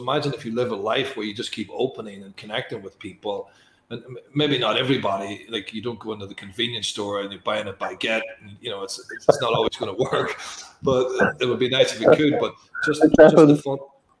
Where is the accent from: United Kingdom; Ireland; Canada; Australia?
Ireland; I come from Ireland